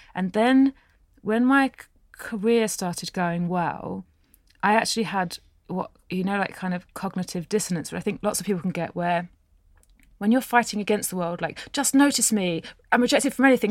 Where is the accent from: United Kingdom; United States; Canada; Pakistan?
United Kingdom; England; I was born in England